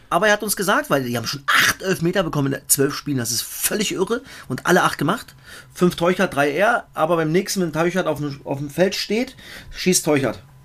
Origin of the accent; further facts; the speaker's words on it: East Germany, Germany; als Ossi